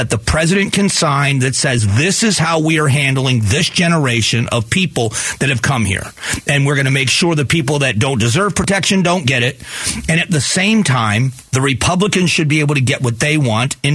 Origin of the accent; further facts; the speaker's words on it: United States; I think that as an American, what we have done, we have to take some responsibility.